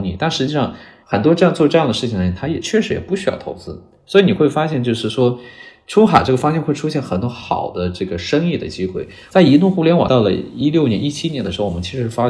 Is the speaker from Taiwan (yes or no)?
no; China; 但 Chat GPT 今年来了之后，发现一个东西，就是我们中国人，我们会四六级，我们可以写出很地道的英文的表达啊，我们不怵了。